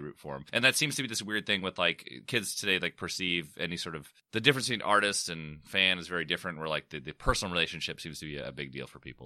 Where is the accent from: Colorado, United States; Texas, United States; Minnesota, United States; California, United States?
California, United States; San Diego; I'm, I'm from San Diego